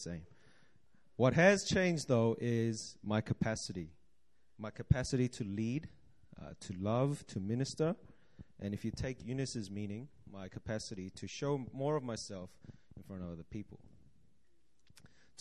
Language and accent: English; Auckland, New Zealand; now in Seoul, South Korea; I grew up in Auckland, New Zealand